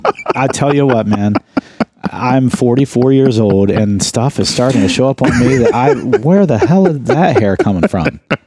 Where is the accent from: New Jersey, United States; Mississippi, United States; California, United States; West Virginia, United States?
West Virginia, United States; I'm from West Virginia.